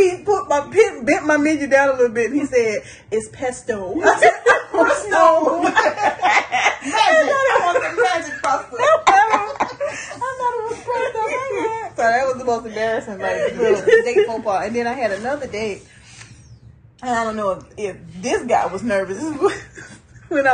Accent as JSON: {"language": "English", "region": "Louisiana", "country": "United States", "said": "I'm from Louisiana"}